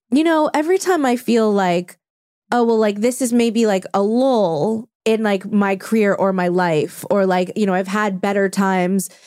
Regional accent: Orange County, California, United States; I'm from Orange County originally.

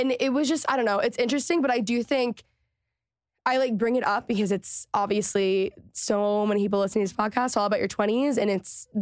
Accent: Texas, United States; moved away; also born or lived in Los Angeles; growing up in Texas

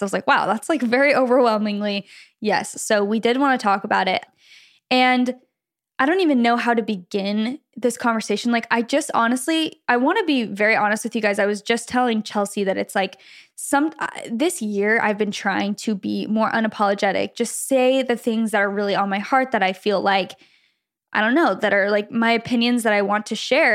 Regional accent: Gilbert, Arizona, United States; we grew up in Gilbert, Arizona, kind of, you know, lots of Mormons there

